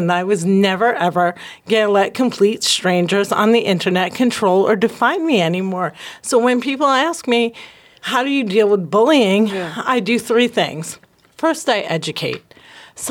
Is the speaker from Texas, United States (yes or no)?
no; New Jersey, United States; I'm from Jersey.